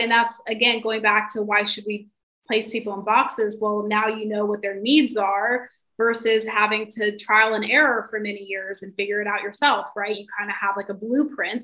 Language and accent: English; the South, United States; I'm from the South, so I'm from like a really traditional like upbringing